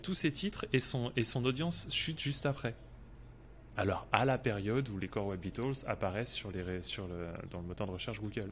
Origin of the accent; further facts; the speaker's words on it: France; je suis français et ça s'entend peut-être un peu aussi